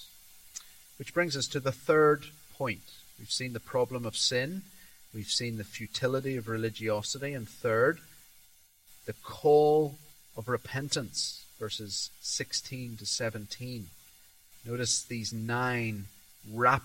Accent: Tanzania; I was brought up in Tanzania

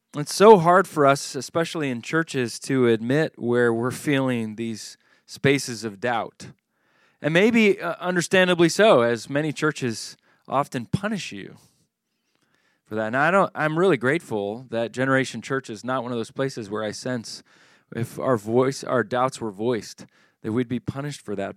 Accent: Charlottesville, Virginia, United States; Charlottesville is my hometown where I grew up

